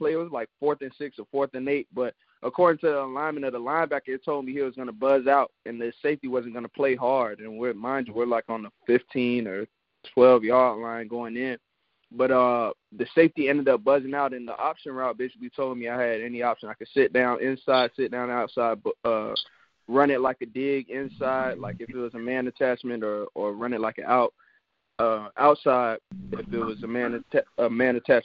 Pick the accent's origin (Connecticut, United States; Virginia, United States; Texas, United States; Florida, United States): Florida, United States; I'm from Florida